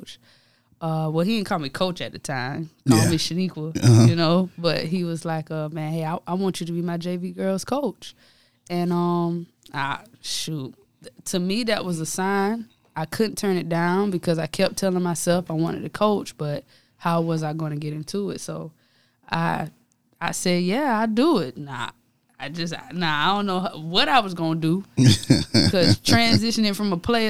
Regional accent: Darlington, South Carolina, United States; also born or lived in Denmark, South Carolina; I am from Darlington. So, you know, that's my hometown where I played ball there, played for the high school

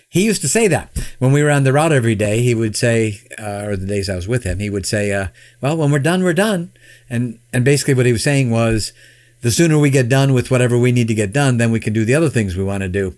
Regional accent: Chicago, Illinois, United States; born or raised there; now in Michigan, United States

